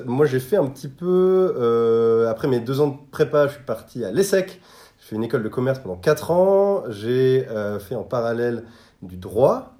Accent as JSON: {"language": "French", "town": "Bordeaux", "region": "Nouvelle-Aquitaine", "country": "France", "tie": "born or raised there", "also_born_or_lived": "Versailles", "moved": "as an adult", "said": "je suis bordelais. donc, j'ai eu mon bac à Bordeaux"}